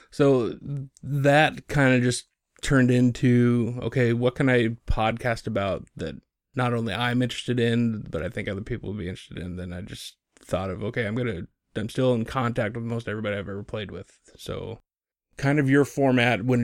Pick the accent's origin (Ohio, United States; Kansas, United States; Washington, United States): Washington, United States; Bellingham; born raised, uh, born and raised in Bellingham.